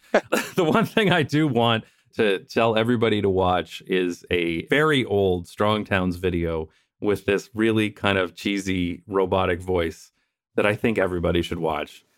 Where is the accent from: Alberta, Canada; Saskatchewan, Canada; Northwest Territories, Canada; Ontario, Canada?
Ontario, Canada; London; moved away as an adult; now in Netherlands; my hometown of London, Ontario